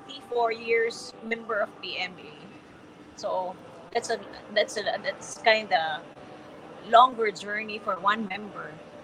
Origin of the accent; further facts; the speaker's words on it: San Pedro, Calabarzon, Philippines; I grew up in San Pedro, Laguna